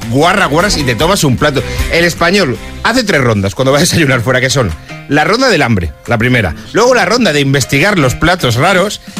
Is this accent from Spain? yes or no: yes; Spain; es fácil reconocer a los españoles porque no sé qué pasa, que salimos de España y no sabemos hacer colas